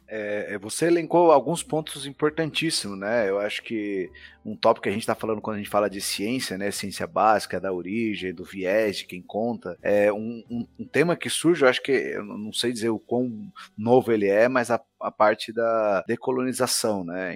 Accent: Brazil; nós como brasileiros

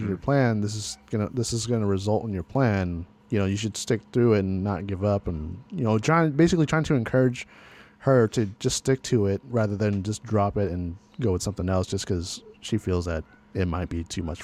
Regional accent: California, United States; I was born and raised in California

